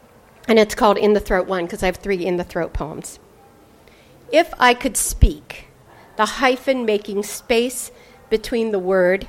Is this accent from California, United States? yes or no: yes; California, United States; I mean, I'm from California, where they're closing all the branches.